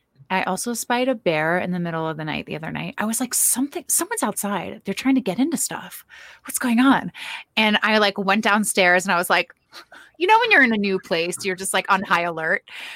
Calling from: Grand Lake, Colorado, United States; I am in Grand Lake, Colorado.

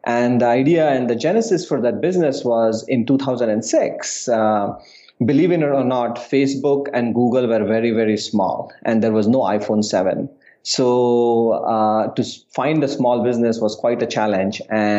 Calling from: New York City, New York, United States; I'm calling in from New York City.

